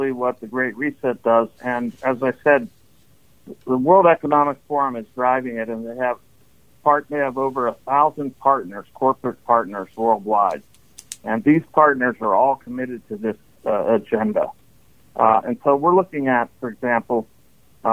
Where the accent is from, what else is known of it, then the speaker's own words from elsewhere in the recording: Pittsburgh, Pennsylvania, United States; moved away as an adult; also born or lived in New York; I am from the Pittsburgh area. I grew up in a large Catholic family